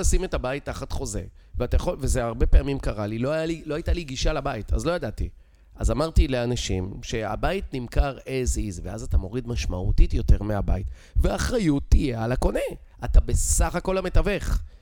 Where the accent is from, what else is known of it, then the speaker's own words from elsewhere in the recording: Israel; accent: Israeli; moved away as an adult; יש לי מבטא ישראלי